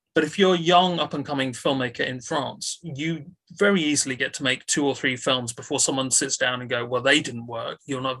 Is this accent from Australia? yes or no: no; United Kingdom; a British film critic